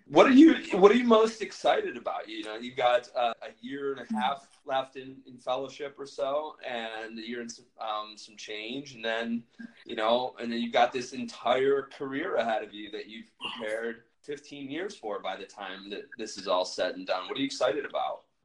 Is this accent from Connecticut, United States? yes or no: no; Buffalo, New York, United States; I'm from Buffalo, New York